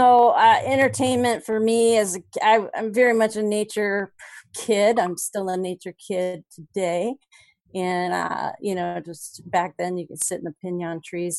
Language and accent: English; Los Alamos, New Mexico, United States; born there; So I was born in Los Alamos the year that that was disclosed prior to my, just prior to my birth. It was Secret City.